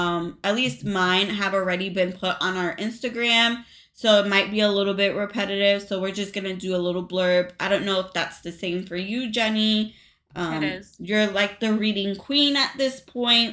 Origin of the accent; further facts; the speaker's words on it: New York, United States; I grew up in New York. To Hispanic parents, Puerto Rican parents